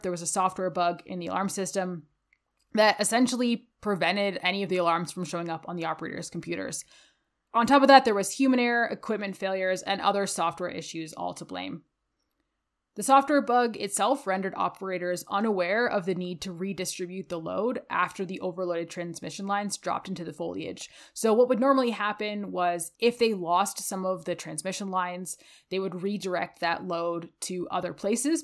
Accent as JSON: {"language": "English", "region": "Ontario", "country": "Canada", "tie": "born or raised there", "moved": "yes", "lives_now": "Calgary, Canada", "said": "growing up in Ontario, we experience a lot of thunderstorms living on the Great Lakes"}